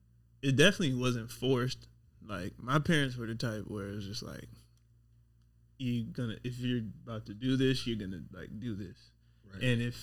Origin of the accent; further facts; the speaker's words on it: Las Vegas, Nevada, United States; born and raised